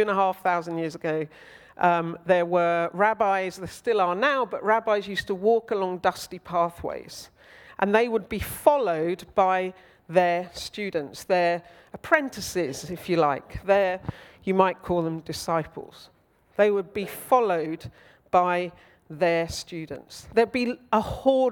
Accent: Old Basing, South East England, United Kingdom; now in South London, United Kingdom; I grew up in Old Basing.

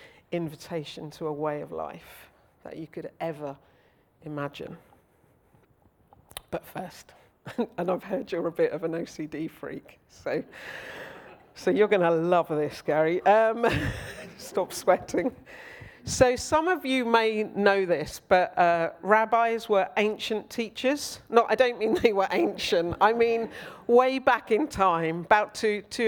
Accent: Old Basing, South East England, United Kingdom; now in South London, United Kingdom; I grew up in Old Basing.

